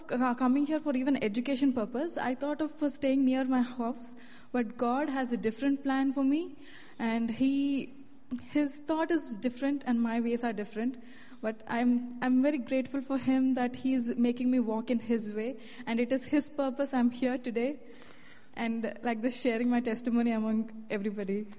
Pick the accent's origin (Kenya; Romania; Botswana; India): India; moved away as an adult; I'm from India.